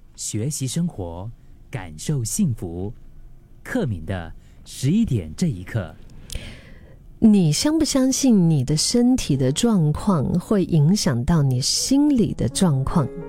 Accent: Dali, Yunnan, China; now in Singapore; 回到大理，我的老家

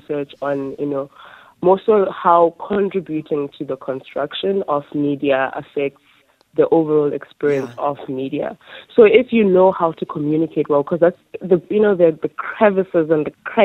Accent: Makhanda, Eastern Cape, South Africa; my hometown, which is Mykhanda

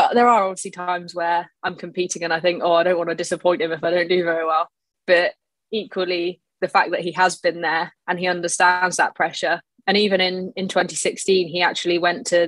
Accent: Shoreham-by-Sea, South East England, United Kingdom; also born or lived in Brighton; I was born in Brighton. I lived there till I was about four and then moved to Shoreham.

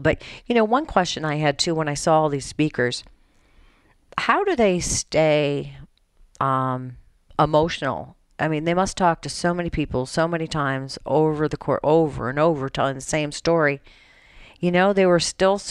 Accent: Colorado, United States; moved away; I'm from Colorado, and a lot of my family still lives out there

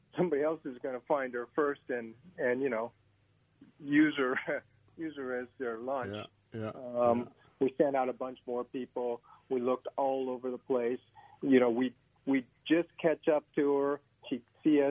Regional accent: Hawaii, United States; I'm from Hawaii

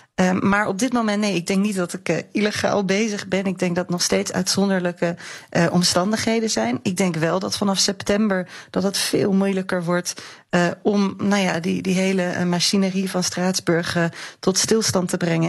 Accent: Netherlands

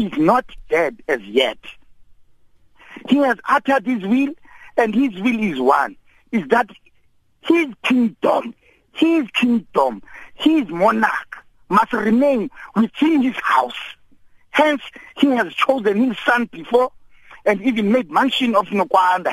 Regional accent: Thembu, Eastern Cape, South Africa; as the South African society, particularly the Tembus

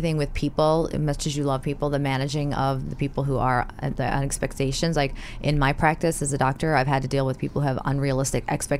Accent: New York City, New York, United States; I'm a New Yorker

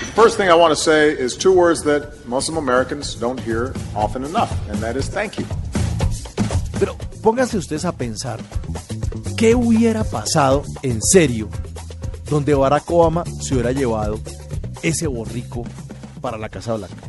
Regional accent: Colombia; así somos los colombianos

